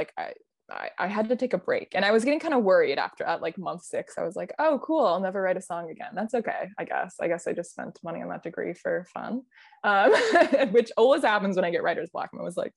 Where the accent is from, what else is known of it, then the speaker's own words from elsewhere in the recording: Midwest, United States; moved away; I grew up in the Midwest where it's very, I don't know, very passive aggressive